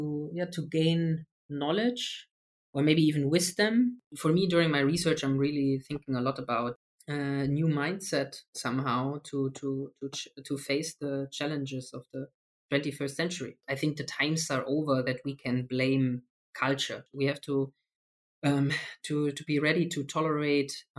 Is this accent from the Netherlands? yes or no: no; Germany; I'm from Germany.